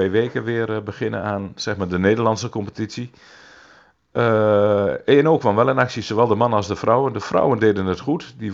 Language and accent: Dutch; Veenoord, Drenthe, Netherlands; En mijn oude clubje, want ik, ik kom uit Veenhoord.